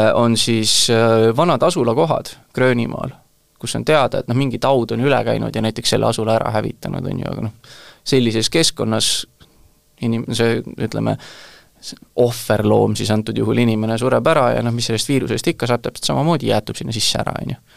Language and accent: Estonian; Tallinn, Harju County, Estonia; sünnilt olen Tallinnast, hetkel elan Tallinnast kaugemal